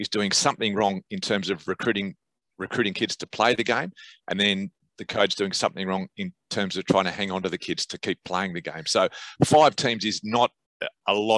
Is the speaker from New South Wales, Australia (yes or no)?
yes; Sydney, New South Wales, Australia; I grew up in Eastwood